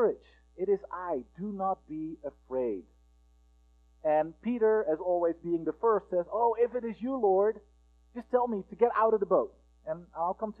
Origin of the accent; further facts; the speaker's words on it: Netherlands; moved away as an adult; also born or lived in United States; I am from the Netherlands, and about 10 years ago, we were in the process of applying for a visa for me to go to the United States and study